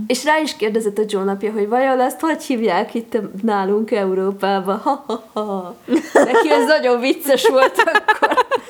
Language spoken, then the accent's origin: Hungarian; Nagykanizsa, Zala, Hungary; now in Budapest, Hungary; én ugye nagykanizsai vagyok